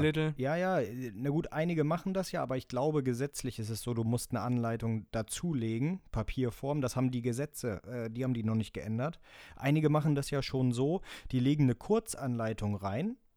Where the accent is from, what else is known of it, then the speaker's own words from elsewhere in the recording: Elmshorn, Schleswig-Holstein, Germany; Bei uns in Emshorn